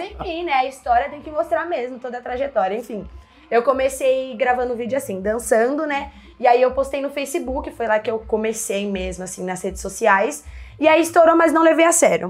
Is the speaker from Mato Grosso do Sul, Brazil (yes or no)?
no; São Paulo, Brazil; also born or lived in Pantanal; eu sou nascida e crescida aqui em São Paulo, mas eu sempre falei da Zona Leste, porque é onde a quebrada onde que eu cresci mesmo e sempre vivi